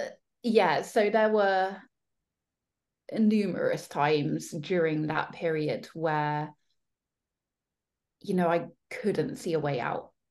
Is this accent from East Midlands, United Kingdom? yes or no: no; Devon, South West England, United Kingdom; moved away as an adult; now in London, United Kingdom; I was still in my hometown, like little small seaside town, knew everyone, grew up there